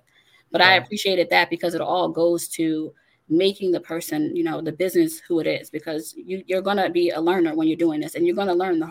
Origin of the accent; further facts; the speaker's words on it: Long Island, New York, United States; I was born in New York on Long Island